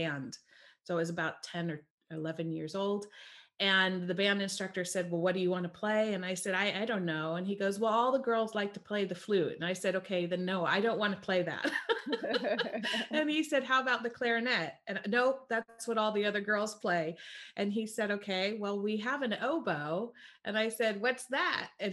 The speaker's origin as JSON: {"language": "English", "region": "California", "country": "United States", "tie": "born or raised there", "also_born_or_lived": "East Coast of the US", "moved": "as an adult", "said": "I grew up in California"}